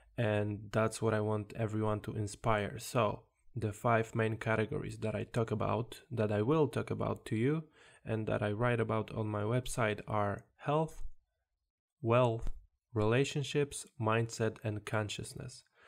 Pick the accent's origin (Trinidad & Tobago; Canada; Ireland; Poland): Poland; English is a second language; now in England, United Kingdom; originally, I'm from Poland, as you can probably hear in my accent.